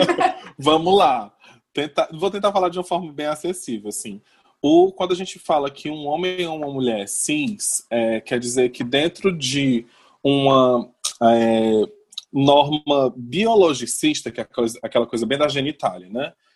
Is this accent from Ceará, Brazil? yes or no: yes; Fortaleza, Ceará, Brazil; eu sou de Fortaleza